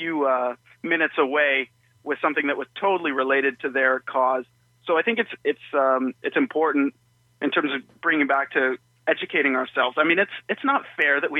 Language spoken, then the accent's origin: English; Toronto, Ontario, Canada; now in Hamilton, Canada; I was born in Toronto